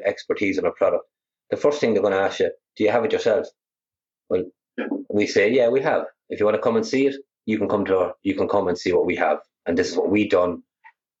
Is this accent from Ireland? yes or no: yes; Ireland; also born or lived in United States; I came back from America. I was there for 8 years, and I briefly studied some renewables out there before I came home.